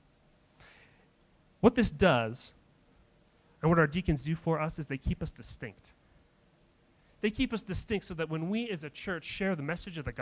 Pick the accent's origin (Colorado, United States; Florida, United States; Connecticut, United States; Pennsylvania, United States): Colorado, United States; Denver; I grew up in Denver